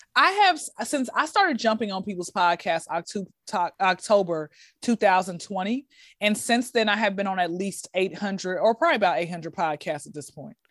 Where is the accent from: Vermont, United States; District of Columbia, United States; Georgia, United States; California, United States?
Georgia, United States; Atlanta; Born and raised in Atlanta, Georgia.